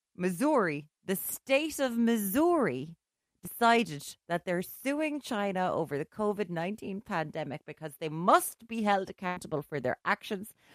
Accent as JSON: {"language": "English", "town": "Limerick", "region": "Munster", "country": "Ireland", "also_born_or_lived": "Galway", "moved": "as an adult", "lives_now": "Dublin, Ireland", "said": "I'm from Limerick"}